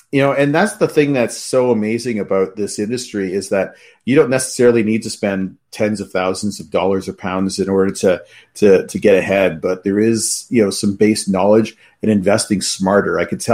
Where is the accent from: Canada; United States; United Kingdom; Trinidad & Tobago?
Canada; around Toronto, Ontario; I'm from around Toronto, Canada, actually.